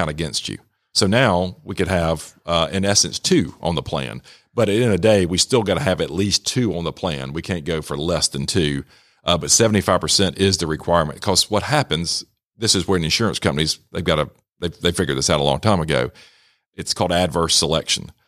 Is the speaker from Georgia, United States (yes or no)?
yes; Rome, Georgia, United States; my background, I grew up here in Rome, uh, went to Darlington, graduated from Darlington in nineteen ninety